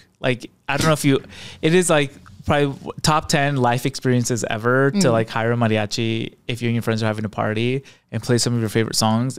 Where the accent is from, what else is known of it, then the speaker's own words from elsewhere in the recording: Yakima, Washington, United States; moved away as an adult; now in New York, United States; I grew up very, very Mexican growing up in Washington State, which even though I grew up in a very agricultural town, there's a lot of Latinos and Mexicans around me, but it's still in a white neighborhood.